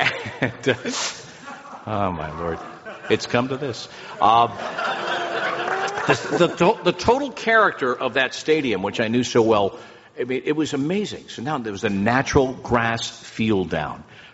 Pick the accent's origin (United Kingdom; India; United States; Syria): United States; New Jersey; growing up in Jersey as I did